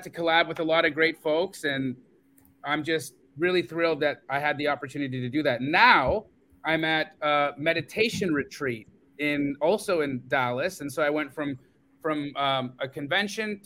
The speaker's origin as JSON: {"language": "English", "town": "Calgary", "region": "Alberta", "country": "Canada", "tie": "born or raised there", "moved": "yes", "said": "I'm a dual citizen. I grew up in Calgary, Alberta."}